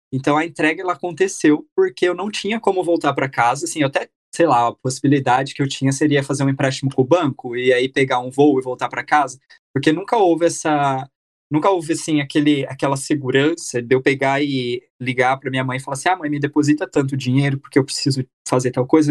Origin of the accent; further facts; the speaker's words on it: Brazil; moved away as an adult; also born or lived in Myanmar; eu tinha 23, ali com 24, 25 eu saí do Brasil